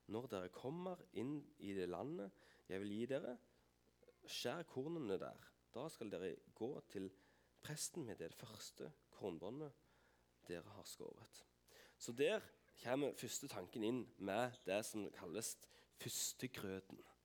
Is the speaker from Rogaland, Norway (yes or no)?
yes; Vigrestad, Rogaland, Norway; Jeg har bodd på Vigerstad hele mitt liv. Eh, Unnfanga og født